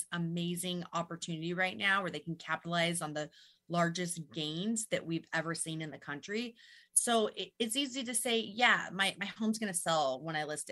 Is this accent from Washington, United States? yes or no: yes; Burien, Washington, United States; I'm local, born and raised. I grew up in the Burien area. I know really this whole Puget Sound region extremely well